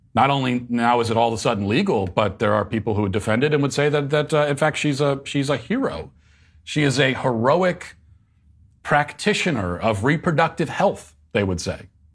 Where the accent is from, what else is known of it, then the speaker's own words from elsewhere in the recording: Virginia, United States; moved away; my home state of, uh, Virginia